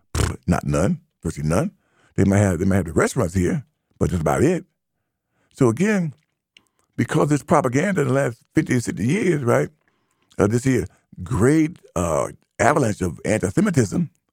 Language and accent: English; United States; As American black who identifies as ADOS, to stand for American Citizen Slaves